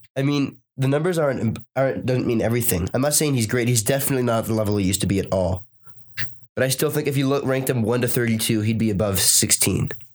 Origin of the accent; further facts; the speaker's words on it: Boston, Massachusetts, United States; Born and raised in Boston